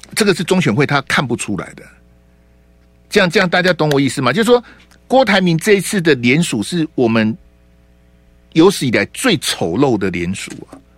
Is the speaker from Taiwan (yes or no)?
yes; Hualien County, Taiwan; now in Taipei, Taiwan; 我们花莲，花中